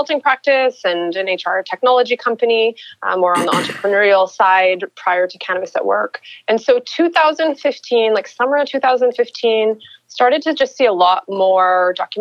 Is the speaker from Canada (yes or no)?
yes; Edmonton, Alberta, Canada; I'm a girl from Edmonton, grew up in Edmonton, Alberta